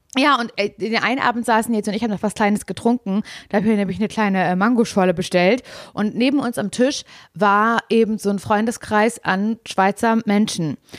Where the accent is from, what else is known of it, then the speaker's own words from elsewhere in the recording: Berlin, Germany; ich bin ja Großstadtgöre, ich denke mir so, hä, mit unfreundlichen Leuten kenne ich mich wirklich sehr gut aus, ich komme aus Berlin